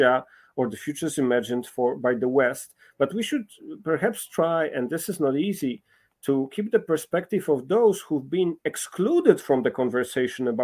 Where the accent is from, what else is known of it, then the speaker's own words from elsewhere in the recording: Poland; I'm coming from Poland, a country that has been for centuries, contested